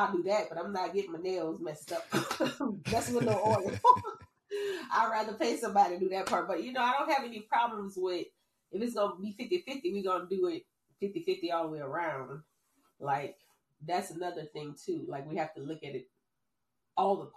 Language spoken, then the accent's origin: English; New Orleans, Louisiana, United States; moved away; also born or lived in North Carolina; I'm from New Orleans